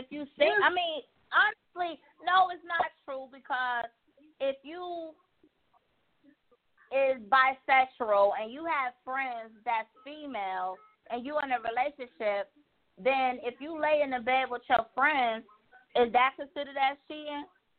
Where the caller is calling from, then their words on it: Buffalo, New York, United States; I'm calling from Buffalo, New York.